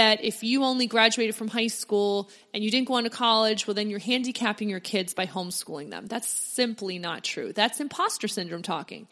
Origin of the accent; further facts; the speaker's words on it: Pennsylvania near Philadelphia, United States; I grew up in Pennsylvania near Philadelphia